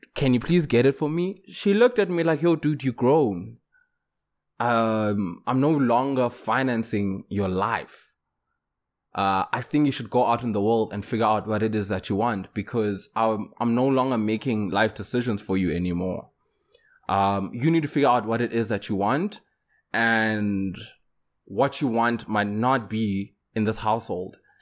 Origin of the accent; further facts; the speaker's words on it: Johannesburg, Gauteng, South Africa; moved away; I'm from Joburg, so I could, even to this day, if life doesn't work out, I can still go back home